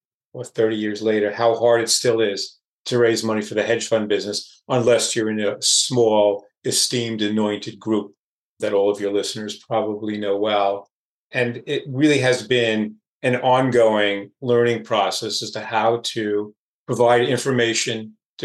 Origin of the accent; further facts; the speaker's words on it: Oceanside, New York, United States; my hometown of Oceanside, New York